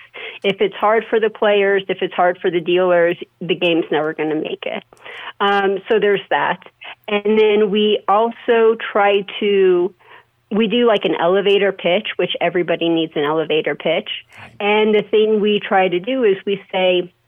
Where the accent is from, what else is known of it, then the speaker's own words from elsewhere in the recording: Las Vegas, Nevada, United States; I was born and raised in Las Vegas, been there for 40 years.